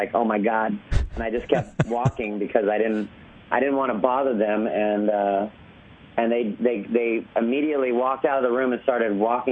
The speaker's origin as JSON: {"language": "English", "area": "Orange County", "region": "California", "country": "United States", "tie": "born or raised there", "said": "I grew up in Orange County, California"}